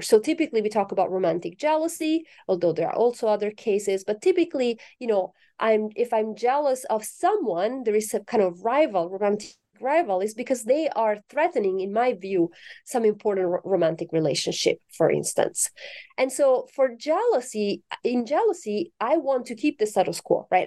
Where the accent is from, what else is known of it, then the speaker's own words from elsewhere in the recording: Italy; moved away; I'm originally from Italy